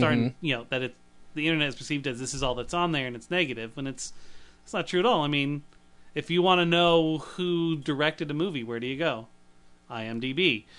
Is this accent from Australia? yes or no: no; United Kingdom; We're actually in England. We're both British.